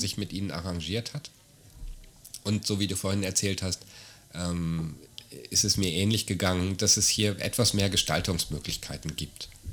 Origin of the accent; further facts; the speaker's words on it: Germany; now in Austria; wenn ich nach Deutschland zurückginge